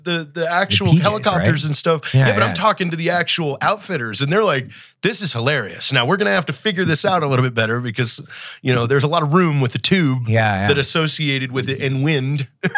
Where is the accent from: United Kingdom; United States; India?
United States; Washington; I grew up in Washington State.